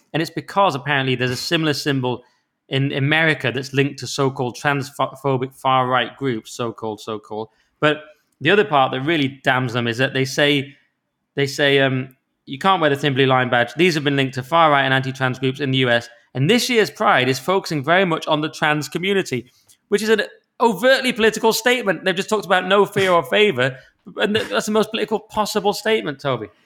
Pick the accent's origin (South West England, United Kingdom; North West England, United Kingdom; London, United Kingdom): North West England, United Kingdom; the Lakes; my hometown of the lakes